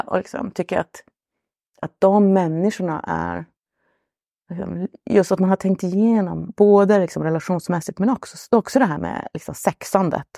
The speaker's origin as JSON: {"language": "Swedish", "town": "Luleå", "region": "Norrbotten County", "country": "Sweden", "said": "jag är från Luleå i Norrbotten"}